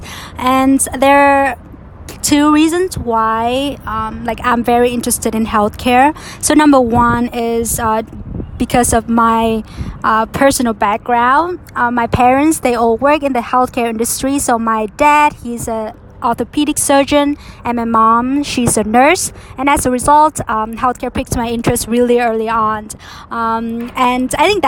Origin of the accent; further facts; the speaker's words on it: Vietnam; moved away as an adult; now in Boston, United States; I'm from Vietnam, but I've been in Boston for the past 3 years or so.